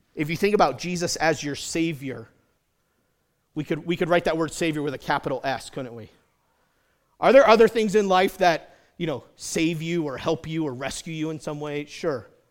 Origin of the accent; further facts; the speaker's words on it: United States; as American Christians